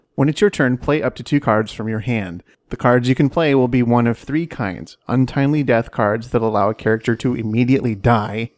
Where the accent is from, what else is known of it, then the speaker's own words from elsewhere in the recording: Washington, United States; I grew up in Washington State